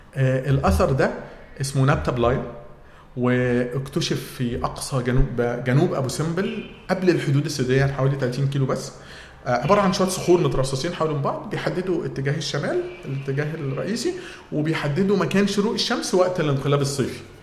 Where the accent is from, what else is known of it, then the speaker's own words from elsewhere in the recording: Egypt; عندنا في مصر